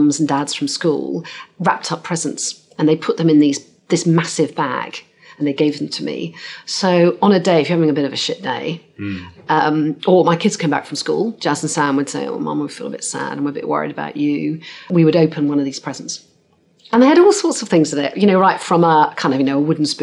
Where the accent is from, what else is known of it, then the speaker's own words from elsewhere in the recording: Cornwall, South West England, United Kingdom; I grew up in Cornwall